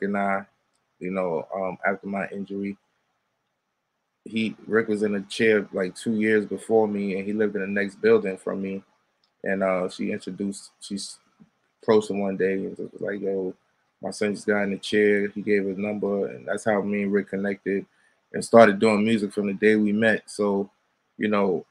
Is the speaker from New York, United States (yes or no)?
yes; New York City, New York, United States; growing up in the Bronx, like most of the people. Shout out to my block, the Bronx